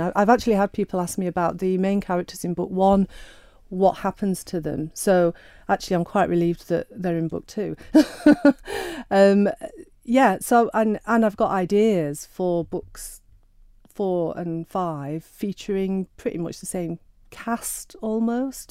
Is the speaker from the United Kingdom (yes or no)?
yes; Sheffield, Yorkshire and the Humber, United Kingdom; I'm Sheffield born and bred